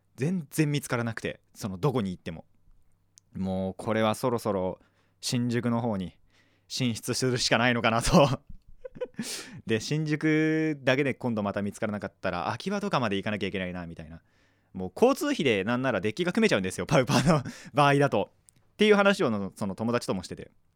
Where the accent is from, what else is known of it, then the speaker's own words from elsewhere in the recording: Kanagawa, Japan; 僕の地元で近いのは小田原か、えっと、本厚木町田